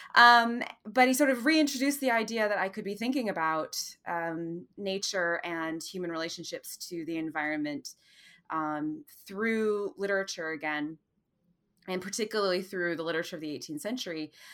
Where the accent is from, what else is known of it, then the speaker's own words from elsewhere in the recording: Madison, Wisconsin, United States; moved away; also born or lived in Oxford, Mississippi / Notre Dame, Indiana; my hometown in Madison, Wisconsin